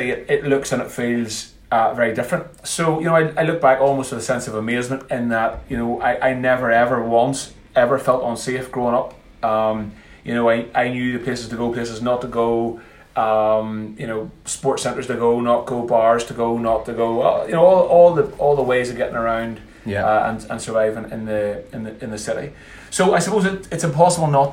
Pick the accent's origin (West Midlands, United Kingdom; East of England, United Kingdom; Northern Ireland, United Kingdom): Northern Ireland, United Kingdom; Antrim; also born or lived in Dublin / Belfast; I grew up in a town called Antrim, about 15 miles outside Belfast